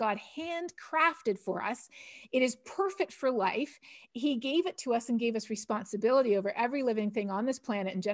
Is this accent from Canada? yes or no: yes; Toronto, Ontario, Canada; moved away as an adult; also born or lived in India; now in Texas, United States; I'm Canadian from Toronto, and I grew up Plymouth Brethren.